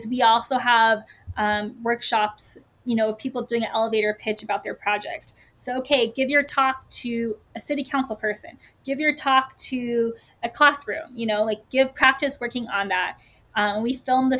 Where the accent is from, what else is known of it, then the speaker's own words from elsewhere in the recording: New Mexico, United States; I grew up in New Mexico. It's always going to be my home